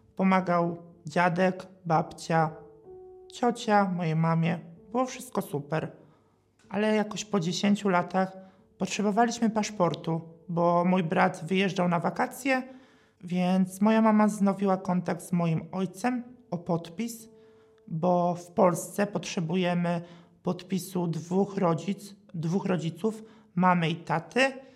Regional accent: a village near Katowice, Silesian Voivodeship, Poland; pochodzę z miejscowości pod Katowicami.

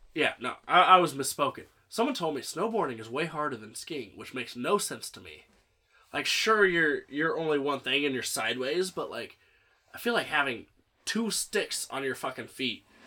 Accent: Central Illinois, United States; I grew up in Central Illinois

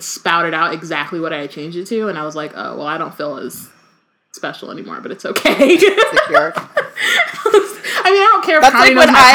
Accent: United States; we're from America

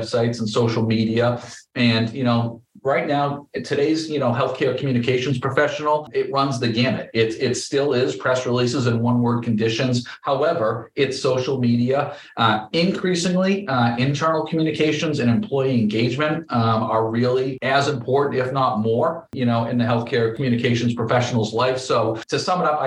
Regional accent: Brockton, Massachusetts, United States; I went to work at Brockton Hospital, which is my hometown hospital

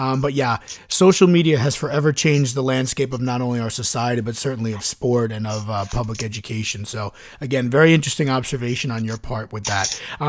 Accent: Chicago, Illinois, United States; moved away; I'm from Chicago originally.

